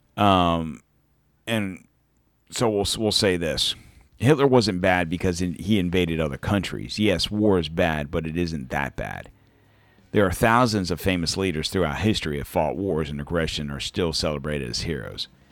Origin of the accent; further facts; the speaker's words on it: United States; I'm American